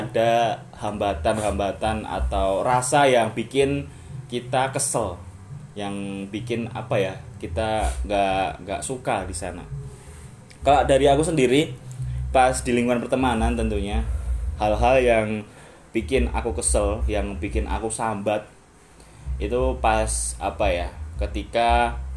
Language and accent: Indonesian; Surakarta, Central Java, Indonesia; asalku daerah Solo